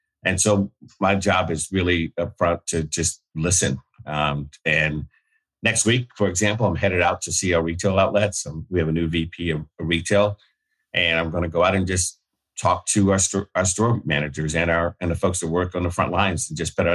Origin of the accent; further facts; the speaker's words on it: Alabama, United States; I grew up in Alabama